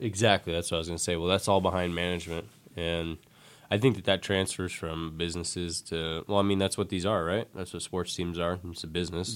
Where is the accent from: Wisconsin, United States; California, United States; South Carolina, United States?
California, United States; San Francisco Bay Area; I'm from the Bay Area